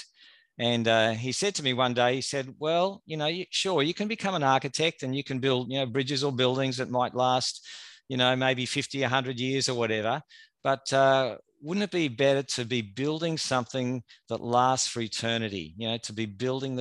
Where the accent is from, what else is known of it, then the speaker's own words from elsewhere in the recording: Australia; I grew up in the Churches of Christ in Australia